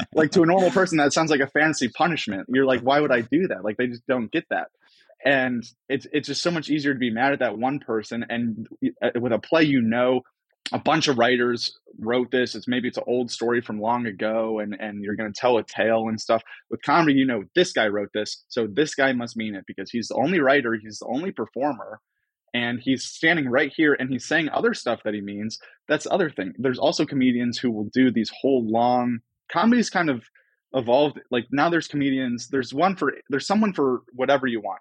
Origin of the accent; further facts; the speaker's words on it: Cleveland, Ohio, United States; I grew up in Cleveland